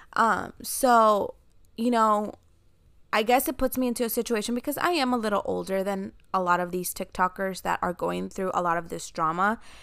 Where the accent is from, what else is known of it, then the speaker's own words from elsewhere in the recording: Chicago, Illinois, United States; I grew up in Chicago, so I heard the term homie hopping a lot